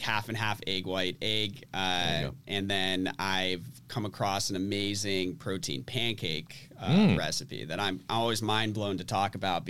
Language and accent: English; Andover, Massachusetts, United States; Andover, Mass. Yeah.